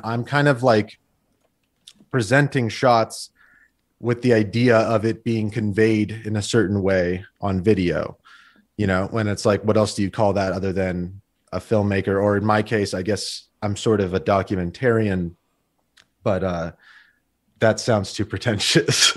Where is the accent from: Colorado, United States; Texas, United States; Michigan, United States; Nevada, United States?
Nevada, United States; Las Vegas; also born or lived in Glendale, California; Well, I was born in Glendale, sort of the capital of this Armenian community within Los Angeles. And, um, And basically, we, when I was a year old, we moved to Las Vegas